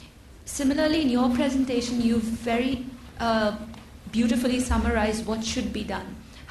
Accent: Pakistan; I come from Pakistan, which is a developing country.

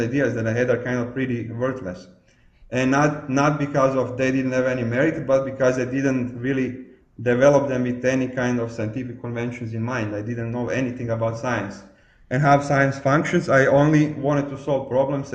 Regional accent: Croatia; I was born in Croatia, and I grew up still in communism

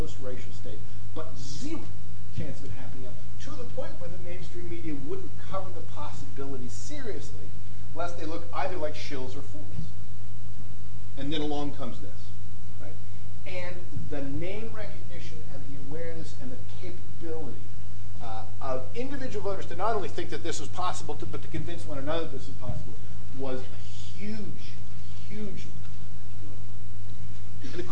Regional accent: United States; I'm American

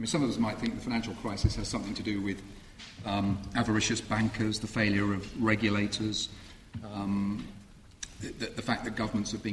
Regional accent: Birmingham, West Midlands, United Kingdom; my hometown, Birmingham

